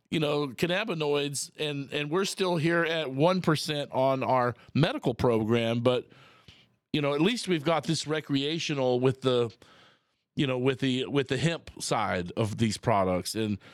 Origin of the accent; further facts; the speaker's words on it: Texas, United States; Being the Texan I am